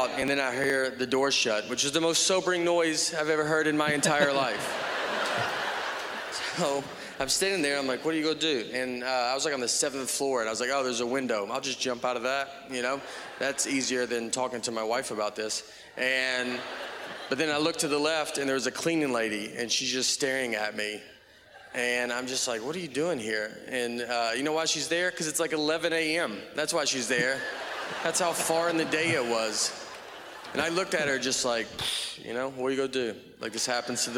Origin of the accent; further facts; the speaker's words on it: Nashville, Tennessee, United States; I'm from Nashville, Tennessee